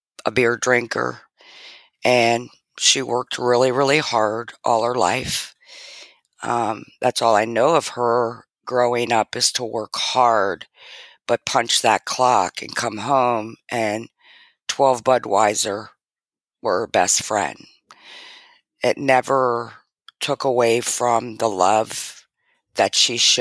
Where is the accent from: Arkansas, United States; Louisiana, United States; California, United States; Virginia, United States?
Virginia, United States; Arlington; also born or lived in Washington, D.C.; moved on to Arlington, Virginia